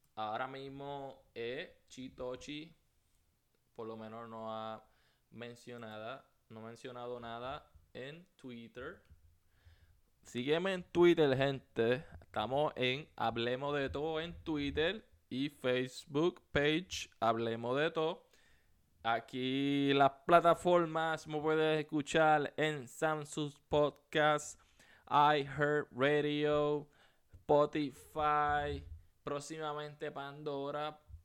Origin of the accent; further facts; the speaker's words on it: Puerto Rico; now in United States; soy puertorriqueño. Eh, me mudé para los Estados Unidos